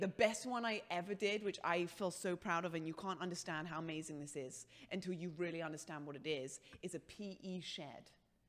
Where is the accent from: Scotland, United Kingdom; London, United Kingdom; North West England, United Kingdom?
London, United Kingdom; England, London.